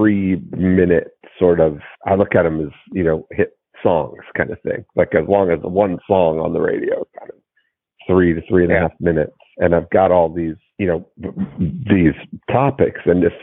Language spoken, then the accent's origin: English; Toronto, Ontario, Canada; my growing up in Toronto, in the GTA